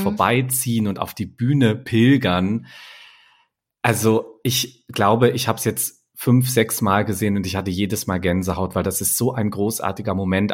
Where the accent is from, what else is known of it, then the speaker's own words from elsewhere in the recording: near Hanover, Lower Saxony, Germany; moved away; Ich komme ja eigentlich aus der Nähe von Hannover